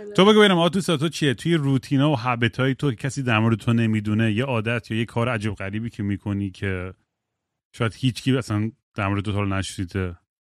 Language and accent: Persian; United States; first language English; Persian is a second language; منم آمریکا بزرگ شدم خب من زبون اولم انگلیسیه